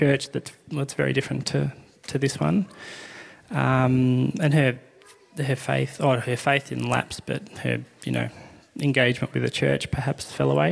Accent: Blackburn, Victoria, Australia; now in Northcote, Australia; I grew up out in Blackburn. Pretty normal suburban upbringing.

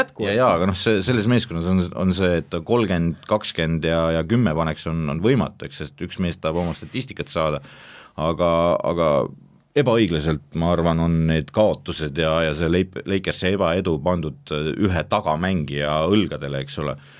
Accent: Estonia; ma olen eestlane siiski

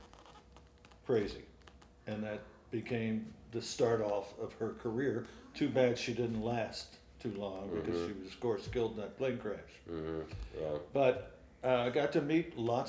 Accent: Cheverly, Maryland, United States; I grew up in the Washington, D.C. area, in a little town called Cheverly, Maryland, Prince George's County, northeast of D.C.

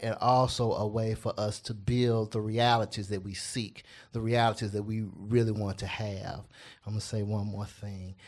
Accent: Memphis, Tennessee, United States; I grew up in Castalia Heights

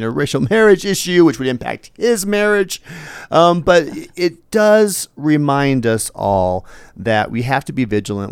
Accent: Eugene, Oregon, United States; I grew up in Eugene

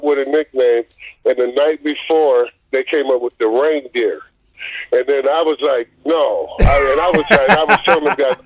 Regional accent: outside Chicago, Indiana, United States; I grew up in Indiana on the outside of Chicago

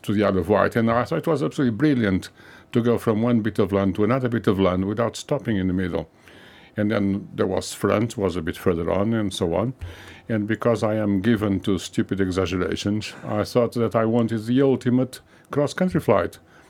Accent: Lisbon, Portugal; born there; English is a second language; moved away; I was born in Lisbon.

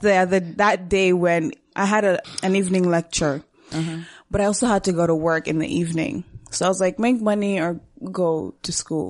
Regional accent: Rwanda; also born or lived in Burundi; now in Canada; I was born and raised in Rwanda

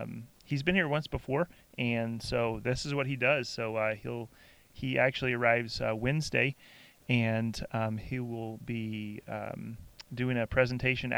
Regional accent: Southeast, United States; growing up in the Southeast

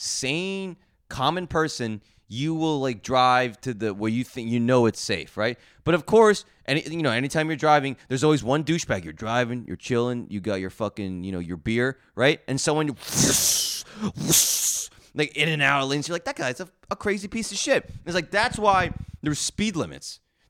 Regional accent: New Jersey, United States; I'm from New Jersey, really bad road rage.

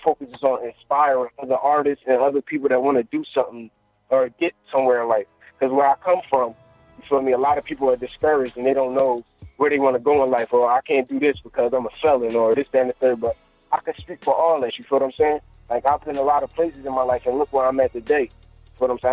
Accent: Philadelphia, Pennsylvania, United States; I'm from Philly, uptown area

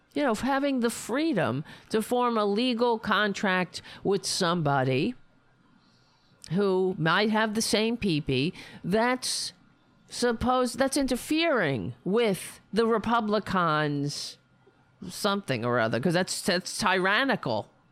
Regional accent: New York City, New York, United States; I grew up on Staten Island.

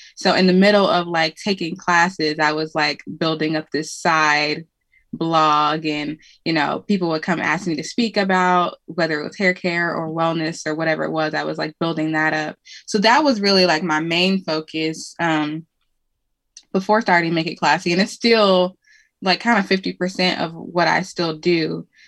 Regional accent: Cleveland, Ohio, United States; moved away as an adult; now in Indianapolis, United States; I'm from Cleveland, Ohio originally, um, but I live in Indianapolis

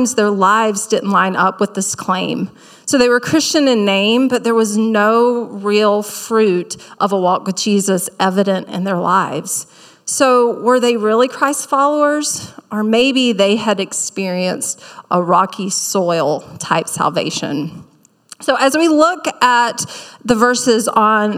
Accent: South Carolina, United States; accent: Southern; moved away; growing up in South Carolina

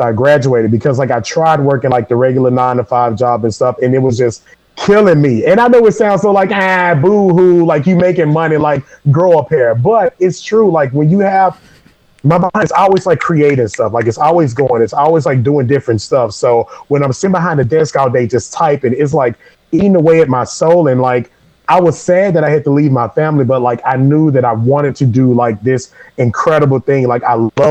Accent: Memphis, Tennessee, United States; moved away; I grew up in Memphis, Tennessee

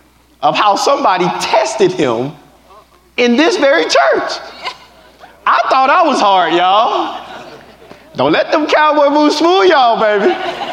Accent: Texas, United States; Just a country boy from Texas.

